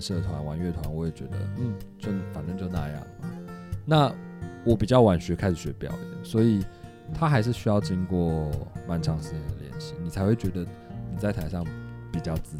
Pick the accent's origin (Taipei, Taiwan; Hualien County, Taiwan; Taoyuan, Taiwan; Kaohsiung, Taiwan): Taipei, Taiwan; 我是台北人，